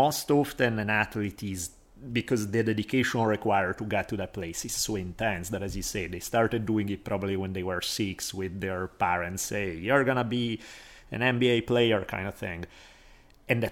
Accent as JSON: {"language": "English", "country": "Italy", "tie": "born or raised there", "moved": "yes", "said": "I had the same thing growing up in Italy, especially I grew up in a big city"}